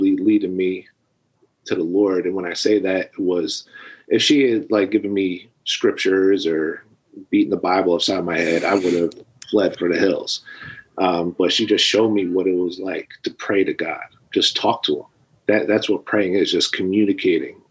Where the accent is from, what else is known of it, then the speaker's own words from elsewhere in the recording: New Jersey, United States; I was born and raised in New Jersey